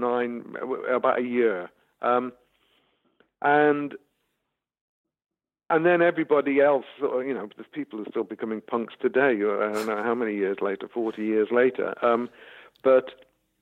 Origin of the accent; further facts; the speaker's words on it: the Wirral, North West England, United Kingdom; I grew up in the Wirral